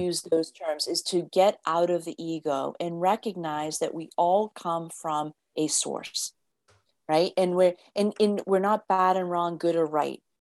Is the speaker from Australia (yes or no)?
no; United States; I grew up in the States where it's like you had to fit this norm.